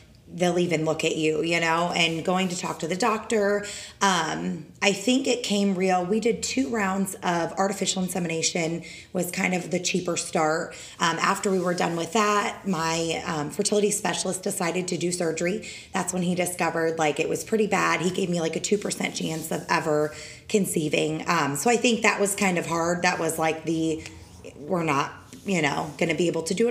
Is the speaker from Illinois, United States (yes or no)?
yes; Cambridge, Illinois, United States; moved away as an adult; also born or lived in Kissimmee, Florida; now in St. Cloud, United States; I grew up in Cambridge, Illinois. I was actually born in Kissimmee, but I did not grow up